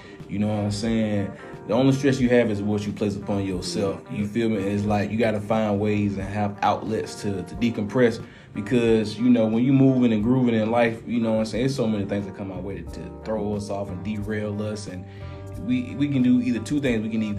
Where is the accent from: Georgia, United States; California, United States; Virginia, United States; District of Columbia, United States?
Georgia, United States; Atlanta; I'm from Atlanta. We from here